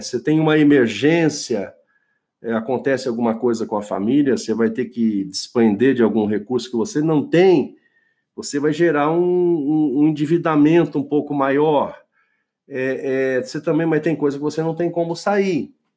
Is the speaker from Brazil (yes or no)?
yes; Brazil; eu só, só vivi no Brasil, nasci no Brasil